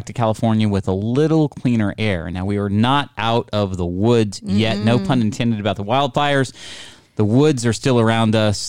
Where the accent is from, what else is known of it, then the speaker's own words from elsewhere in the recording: India; Well, I'm Indian. So maybe I can.